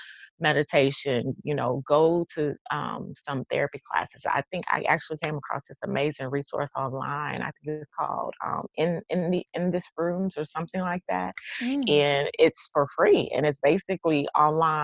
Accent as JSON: {"language": "English", "region": "Texas", "country": "United States", "accent": "twang", "said": "I'm from Texas, so y'all gonna hear the twang in this"}